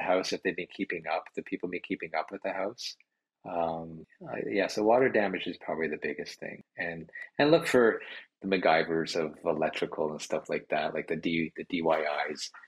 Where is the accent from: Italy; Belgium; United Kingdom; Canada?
Canada; Brampton, Ontario; also born or lived in Georgetown / Caledon; I grew up in Brampton